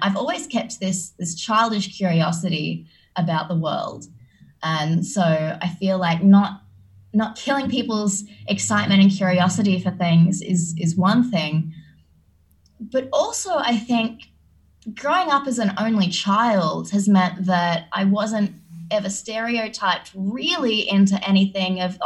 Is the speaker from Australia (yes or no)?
yes; Australia; as an Australian growing up